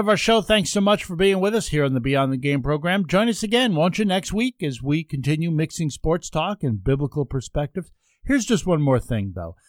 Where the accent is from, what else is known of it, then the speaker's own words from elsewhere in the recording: Ulster County, New York, United States; now in Rochester, United States; where I grew up in Ulster County